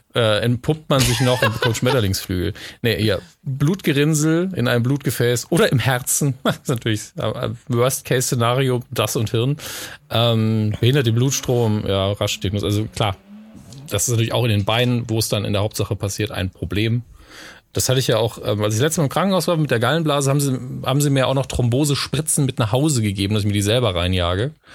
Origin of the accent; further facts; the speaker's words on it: Merzig, Saarland, Germany; Merzig dran, wo ich aufgewachsen bin